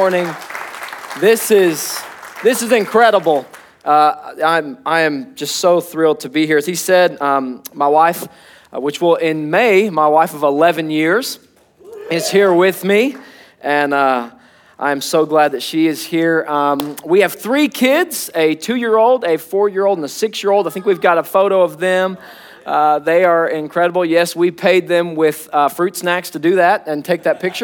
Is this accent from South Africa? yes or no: no; Arkansas, United States; now in Oklahoma City, United States; I'm not an Oklahoman. I'm an Arkansan